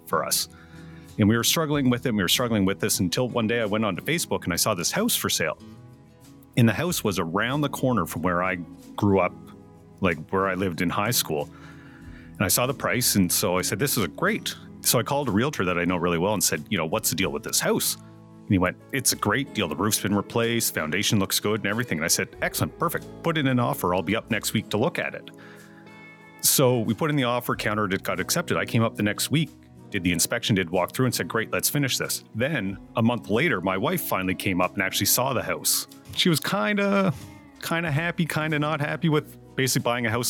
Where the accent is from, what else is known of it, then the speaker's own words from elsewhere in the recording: Amherst, Nova Scotia, Canada; moved away as an adult; I grew up in Amherst, Nova Scotia